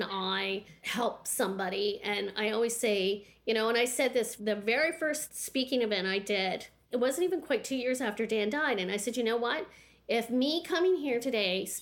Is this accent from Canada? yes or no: yes; the Maritimes, Canada; moved away; also born or lived in Pembroke, Ontario / Petawawa, Ontario; I come from the Maritimes